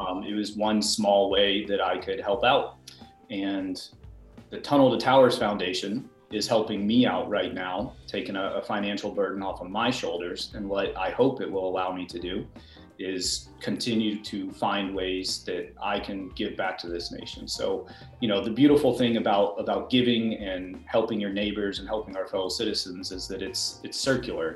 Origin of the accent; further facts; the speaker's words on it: Peachtree City, Georgia, United States; I grew up in the Atlanta area. I grew up in Peachtree City